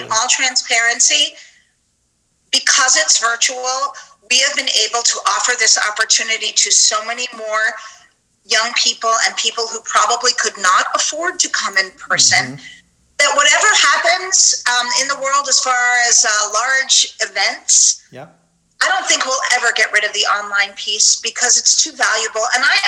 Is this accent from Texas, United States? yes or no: no; Long Island, New York, United States; I'm from New York. I don't have as thick of an accent as I used to, but I was born in Manhattan and raised in Long Island